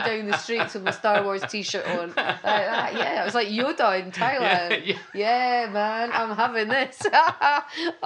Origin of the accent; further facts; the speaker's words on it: Scotland, United Kingdom; I'm Scottish